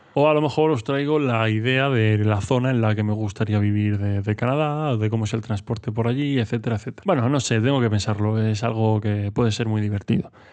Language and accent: Spanish; Murcia, Region of Murcia, Spain; soy de Murcia, no estoy acostumbrado a unas temperaturas muy muy bajas